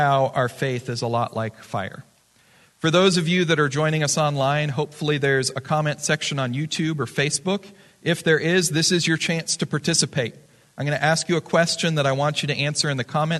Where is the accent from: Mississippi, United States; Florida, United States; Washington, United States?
Florida, United States; now in Arizona, United States; I'm from Florida for a long time.